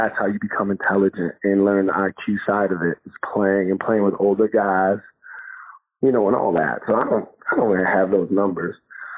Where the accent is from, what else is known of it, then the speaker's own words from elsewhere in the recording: New York, United States; I mean, I'm from New York. We played in the playgrounds.